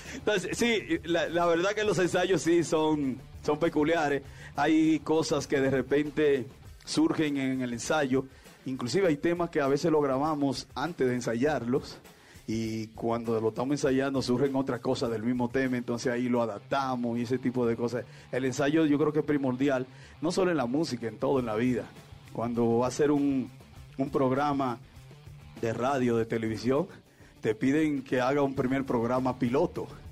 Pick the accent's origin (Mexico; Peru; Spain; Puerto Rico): Mexico; la gente que estamos viviendo y que somos de México también y, todos los mexicanos